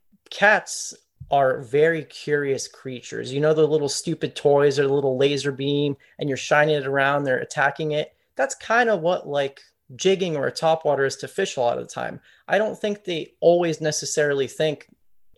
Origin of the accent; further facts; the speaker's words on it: Pompano Beach, Florida, United States; So I'm from Southeast Florida. I'm from Pompano Beach, which is just above Fort Lauderdale